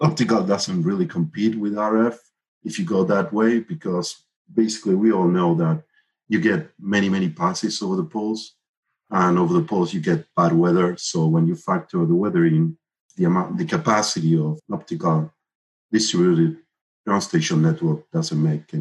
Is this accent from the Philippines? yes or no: no; Argentina; moved away as an adult; now in Miami, United States; I'm originally from Argentina, where I developed the ARSAT-1 and ARSAT-2 satellites.